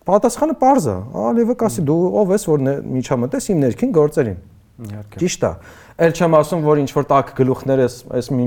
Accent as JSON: {"language": "Armenian", "region": "Yerevan", "country": "Armenia", "tie": "born or raised there", "said": "իմ ու քո բախտը բերելա, որ մենք Երևանում ենք ծնվել։"}